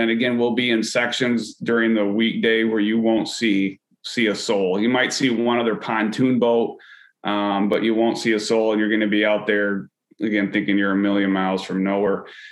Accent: West Michigan, United States; Growing up as a kid here, I grew up in the West Michigan area with the Grand River kind of in my backyard

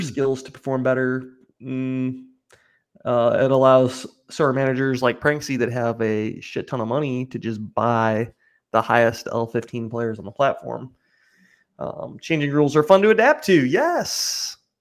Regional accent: United States; I'm American

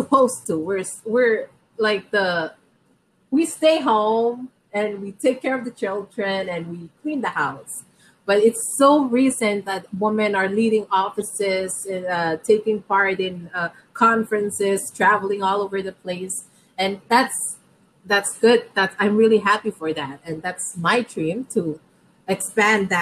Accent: Pohnpei, Micronesia; born and raised in Pohnpei.

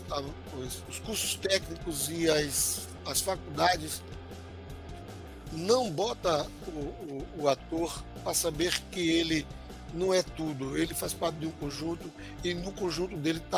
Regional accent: Alagoas, Brazil; Sou neto de sertanejo, comendo meu queijo de coalha com rapadura.

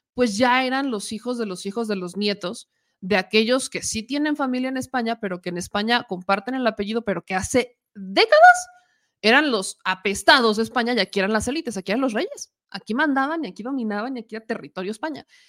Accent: Puebla, Mexico; accent: Poblano; moved away; soy poblana

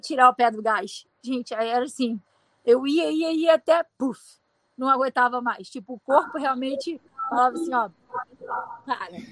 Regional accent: Rio de Janeiro, Brazil; now in United States; eu sou brasileira, sou carioca

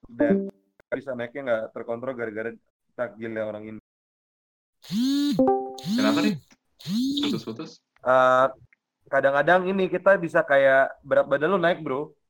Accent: Padang, West Sumatra, Indonesia; karena gue orang Padang ya, tiba-tiba santan semua.

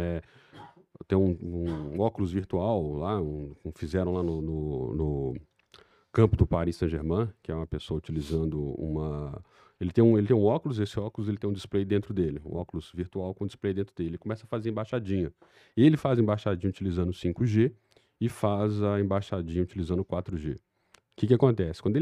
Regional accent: Belo Horizonte, Minas Gerais, Brazil; mineiro mesmo. Mineiro mesmo de Belzonte

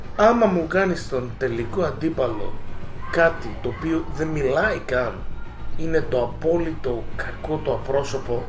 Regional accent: Greece; Και ενώ γεννήθηκα στην Ελλάδα και πήρα την υπηκότητα στα 26

